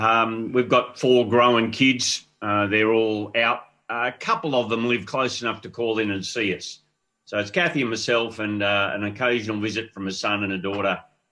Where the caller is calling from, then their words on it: Bondi Junction, New South Wales, Australia; From our home in Bondi Junction, Thomas. That's in the Waverley area near Bondi Beach.